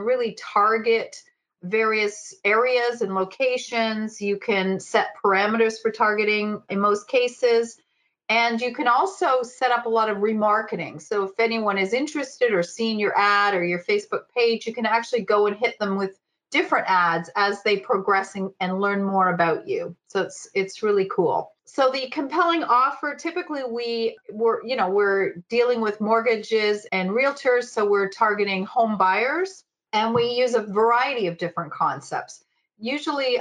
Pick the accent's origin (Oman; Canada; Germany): Canada; I'm a Canadian gal